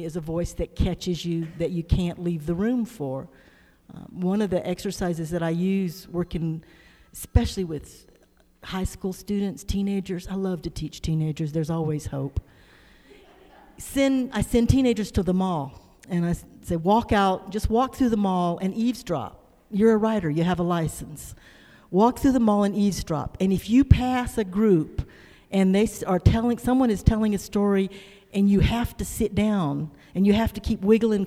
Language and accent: English; the South, United States; growing up in the South